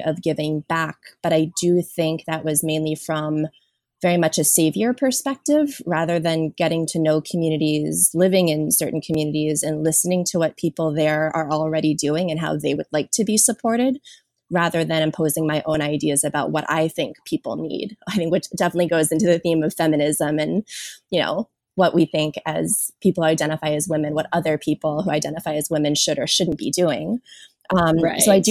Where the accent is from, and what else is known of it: Washington, District of Columbia, United States; born or raised there; moved away as an adult; also born or lived in South Korea / Oakland, California / Los Angeles, California; now in California, United States